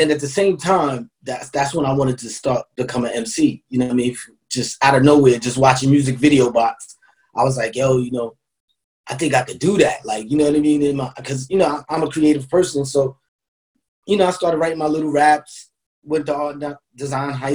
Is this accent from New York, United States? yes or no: yes; New York City, New York, United States; I moved to Queensbridge when I was about like 6 years old